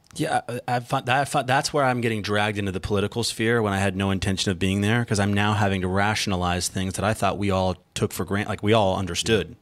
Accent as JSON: {"language": "English", "country": "United States", "said": "we, as an American tribe of a tribe of immigrants from all over"}